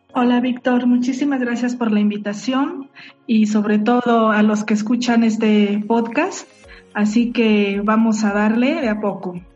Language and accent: Spanish; Mexico